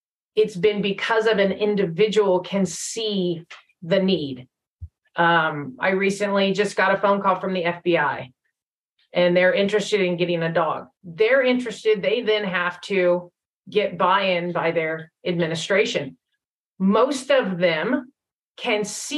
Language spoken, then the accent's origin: English; California, United States; now in Texas, United States; I am originally from California. Don't hold it against me. I left as soon as I could